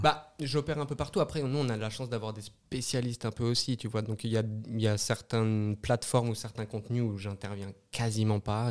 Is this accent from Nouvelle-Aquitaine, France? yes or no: no; Brittany, France; moved away as an adult; also born or lived in Paris / Lyon; now in Switzerland; je suis français, je suis breton, j'ai travaillé à France Télévisions à Paris